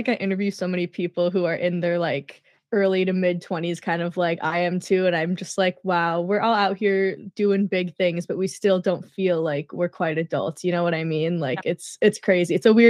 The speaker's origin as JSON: {"language": "English", "region": "Minnesota", "country": "United States", "said": "I'm from Minnesota."}